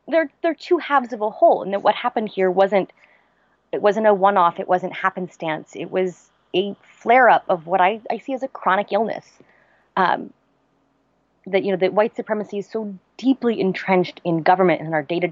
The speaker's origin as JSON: {"language": "English", "town": "Charlottesville", "region": "Virginia", "country": "United States", "tie": "born or raised there"}